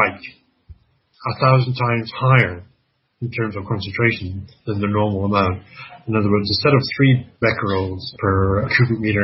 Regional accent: Canada; I'm Canadian

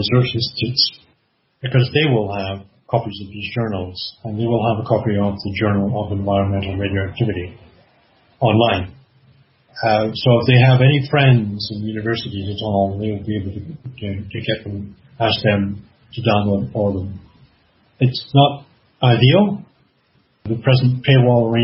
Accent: Canada; I'm Canadian

